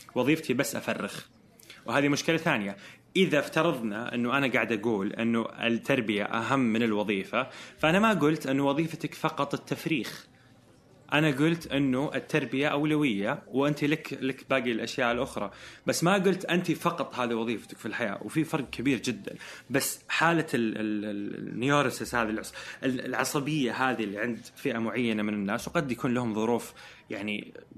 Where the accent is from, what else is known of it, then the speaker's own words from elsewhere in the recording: Saudi Arabia; احنا كرجال سعوديين